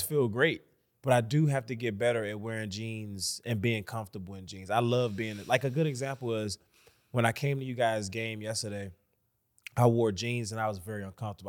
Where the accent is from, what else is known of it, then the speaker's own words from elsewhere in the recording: Washington, District of Columbia, United States; I'm from D C.